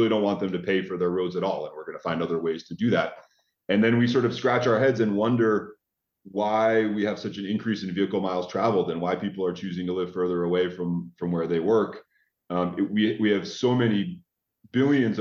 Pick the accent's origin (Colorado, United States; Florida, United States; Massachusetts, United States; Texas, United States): Massachusetts, United States; Boston area; I grew up with the MBTA's Green Line going through my backyard